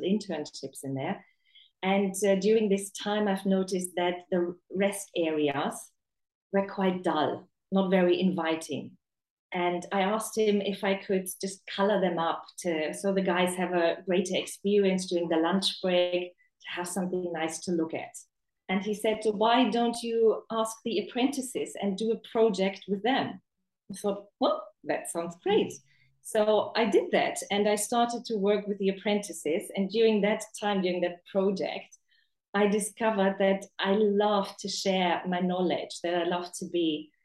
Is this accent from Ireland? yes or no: no; Germany; also born or lived in Chichester, England; now in China; I grew up in Germany, but before I came to China, I lived in England